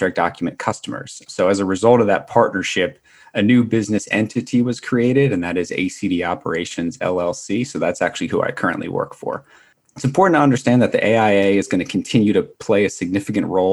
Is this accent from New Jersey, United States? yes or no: yes; Atlantic City, New Jersey, United States; moved away as an adult; also born or lived in upstate New York / Washington, District of Columbia, United States; I was born and raised in Atlantic City, New Jersey